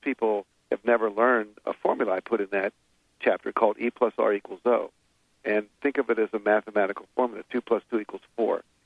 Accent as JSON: {"language": "English", "region": "West Virginia", "country": "United States", "tie": "born or raised there", "said": "I grew up in West Virginia"}